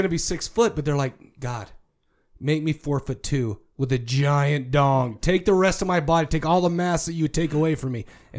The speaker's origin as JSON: {"language": "English", "town": "Farmington", "country": "United States", "tie": "born or raised there", "said": "I grew up in Farmington."}